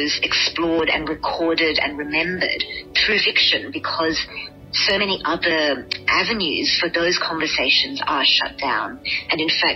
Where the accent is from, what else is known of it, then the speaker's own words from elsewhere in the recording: Canberra, Australian Capital Territory, Australia; I had one particular cousin that I grew up with in Canberra